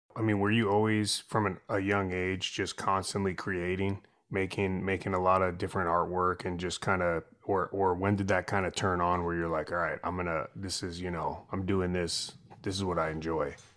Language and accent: English; San Francisco, California, United States; moved away; growing up in San Francisco